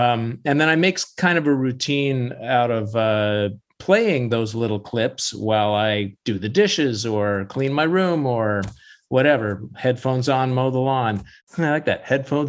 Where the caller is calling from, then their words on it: Vashon Island, Washington, United States; I'm calling from my home studio on Vashon Island, Washington, a little island to the west.